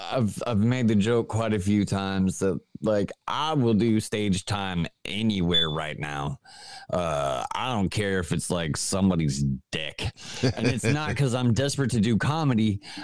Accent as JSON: {"language": "English", "region": "Ohio", "country": "United States", "tie": "born or raised there", "also_born_or_lived": "West Virginia", "said": "I grew up here in Ohio. Unfortunately, I was dragged here against my will. I'm originally from West Virginia."}